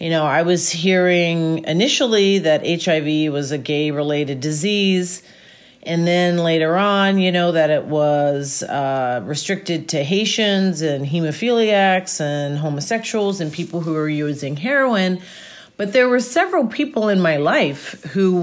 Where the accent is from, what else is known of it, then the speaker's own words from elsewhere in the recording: Gettysburg, Pennsylvania, United States; also born or lived in New York City; I am from Gettysburg, Pennsylvania, born and raised in Gettysburg, Pennsylvania